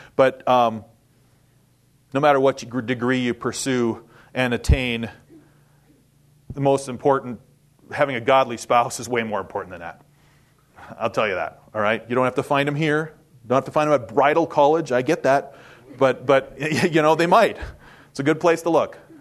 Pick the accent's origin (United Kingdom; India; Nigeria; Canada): Canada; Winnipeg, Manitoba; moved away as an adult; also born or lived in Saskatchewan; now in United States; I was born and raised in Winnipeg, Manitoba, Canada. So yes, I'm a Canuck